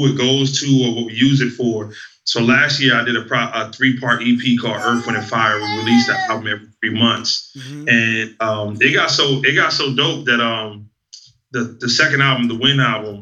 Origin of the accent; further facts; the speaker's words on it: New Jersey, United States; growing up in Jersey, where I'm a kid hearing about the birth of hip-hop